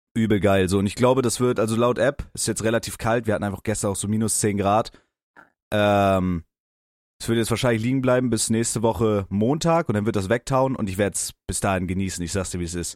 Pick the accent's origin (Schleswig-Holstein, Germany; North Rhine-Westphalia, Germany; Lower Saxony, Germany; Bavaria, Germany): Schleswig-Holstein, Germany; near Kiel; ich komme ja aus Schleswig-Holstein, so ja. Umgebung Kiel